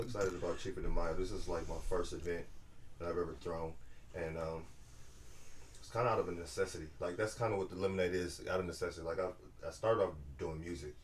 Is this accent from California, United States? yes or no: yes; California, United States; now in Atlanta, United States; We're all from California